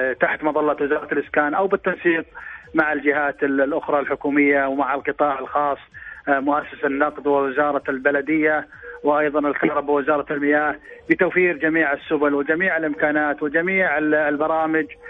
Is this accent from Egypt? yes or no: no; Saudi Arabia; نحن كمواطنين سعوديين